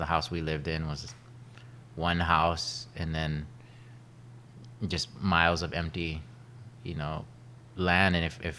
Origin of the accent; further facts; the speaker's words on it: Kauai, Hawaii, United States; also born or lived in Oahu; Well, I was born on Oahu. {S2} Born on Oahu. {S1} Yeah, and then grew up on mostly on Kauai, and I went to kind of back and forth between Oahu and Kauai for my education, and then I went to college in the mainland in California